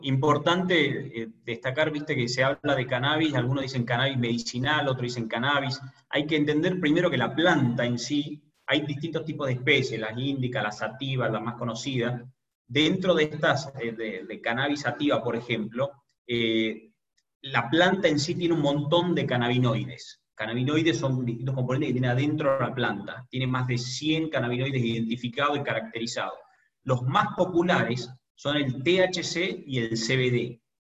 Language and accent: Spanish; Tucumán, Argentina; soy emprendedor argentino, tucumano específicamente